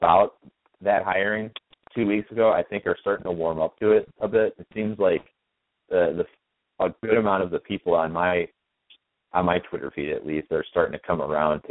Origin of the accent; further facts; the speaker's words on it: Jensen Beach, Florida, United States; also born or lived in Chicago suburbs, Illinois; now in Chicago, United States; I spent a fair amount of my time growing up in Jensen Beach, Florida, and now I live in pretty much the opposite of Jensen Beach up here in the suburbs of Chicago